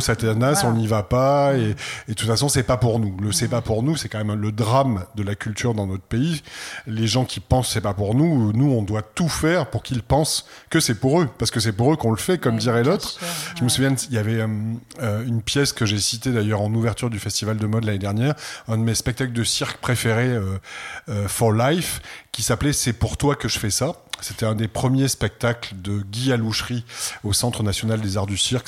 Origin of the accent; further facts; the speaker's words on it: Provence-Alpes-Côte d'Azur, France; je suis provençal, né dans une famille provençale